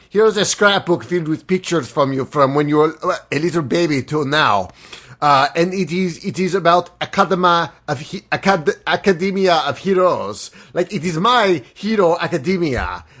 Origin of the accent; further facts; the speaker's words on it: United States; Because I'm an American.